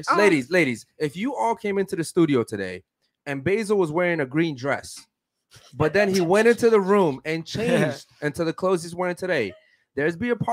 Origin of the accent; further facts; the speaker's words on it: Baltimore, Maryland, United States; I was raised in Baltimore, Maryland, where there's nothing but violence, drugs, and murder.